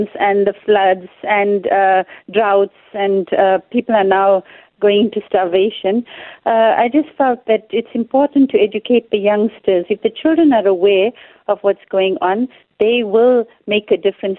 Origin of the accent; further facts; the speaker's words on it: Durban, KwaZulu-Natal, South Africa; I'm from Durban